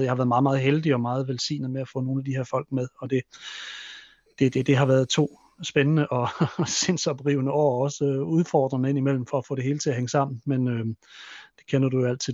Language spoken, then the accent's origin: Danish; Hammel, Central Denmark Region, Denmark; moved away; min, i min gamle hjemby, ø, Hammel